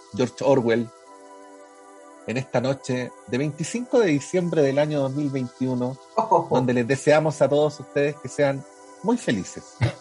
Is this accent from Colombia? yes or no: no; Chile